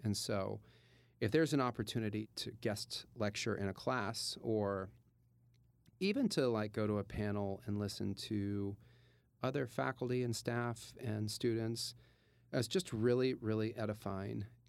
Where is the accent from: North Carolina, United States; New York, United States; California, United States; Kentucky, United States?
Kentucky, United States; Louisville; moved away; I'm from Louisville, Kentucky, and born and raised, and went to high school there